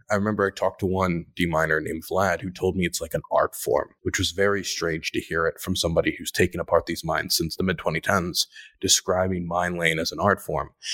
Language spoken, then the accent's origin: English; Maryland, United States; now in Ukraine; I am from Maryland